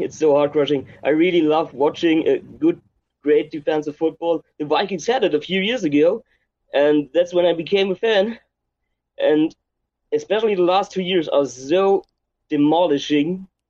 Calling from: Germany; I'm calling from Germany right now.

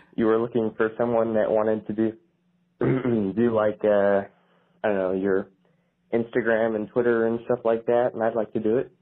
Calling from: Kentucky, United States; I'm calling from Kentucky

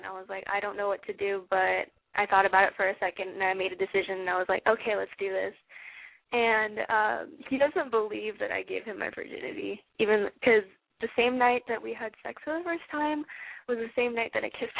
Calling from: San Francisco, California, United States; I'm calling from San Francisco, actually.

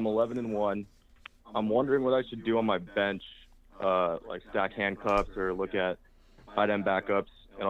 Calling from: Santa Clara, California, United States; from Levi Stadium area.

